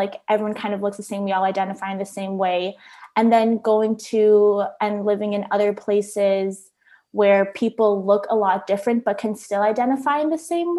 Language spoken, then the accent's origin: English; Philippines; I also spent time growing up in the Philippines. I went to elementary school partially there